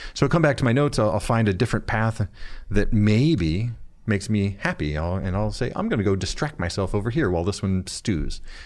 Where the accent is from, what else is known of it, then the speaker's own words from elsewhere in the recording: Flint, Michigan, United States; I'm from Flint.